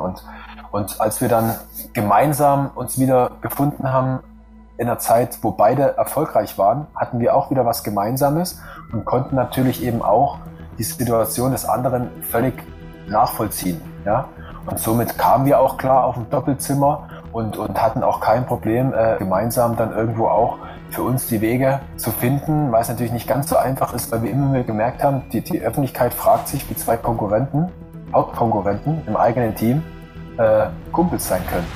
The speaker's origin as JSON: {"language": "German", "country": "Germany", "said": "als Deutscher"}